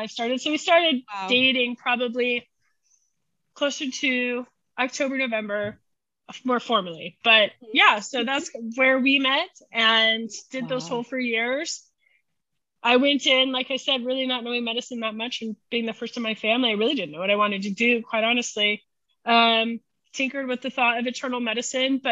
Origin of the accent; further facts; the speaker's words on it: Omaha, Nebraska, United States; moved away as an adult; now in Kansas City, United States; I grew up in Omaha, Nebraska. So I'm a Nebraska girl